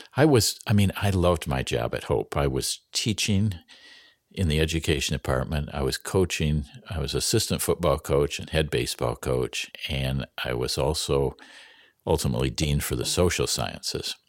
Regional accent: Fremont, Michigan, United States; I grew up in Fremont, Michigan, proud of uh, my heritage

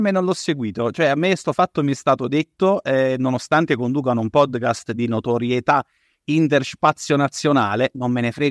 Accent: Aosta Valley, Italy; accent: Valdostan; sono valdostano

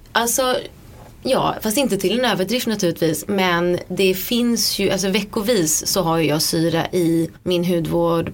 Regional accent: Sweden; moved away as an adult; now in London, United Kingdom; jag var hemma i Sverige fram till dess

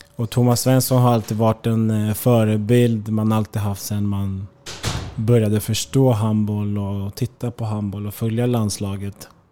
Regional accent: Märsta, Stockholm County, Sweden; moved away as an adult; also born or lived in Eskilstuna / Germany / Spain; hemma i Märsta

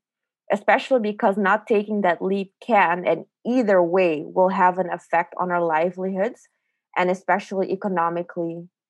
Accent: Aruba; moved away; And I think that was the first time since I moved from Aruba in 2011 that I felt like I could kind of catch up on the healing and the reflections of what I had left in 2011.

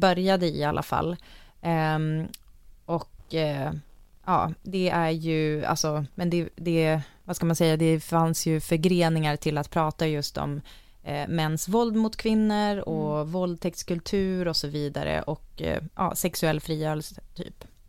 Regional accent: Umeå, Västerbotten County, Sweden; jag växte upp i Umeå

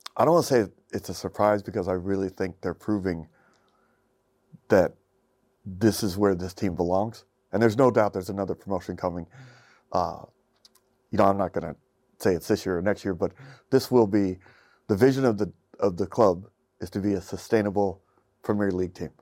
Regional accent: United States; as an American who doesn't get exposed to football like it's really meant to be

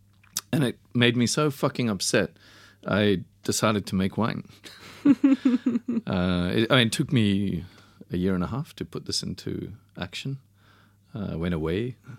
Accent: South Africa; born there; So I was born in 69. And my parents went back probably about 4 months before I was born. So I was born in South Africa.

